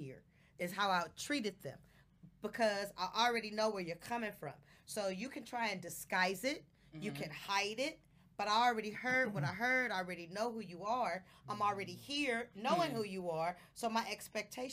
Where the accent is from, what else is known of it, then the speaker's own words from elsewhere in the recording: Oakland, California, United States; I was from Oakland